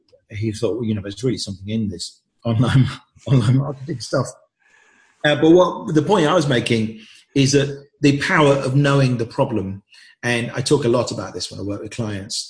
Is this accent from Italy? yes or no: no; England, United Kingdom; I'd grown up thinking that I should hide all sorts of aspects of myself in a typical English family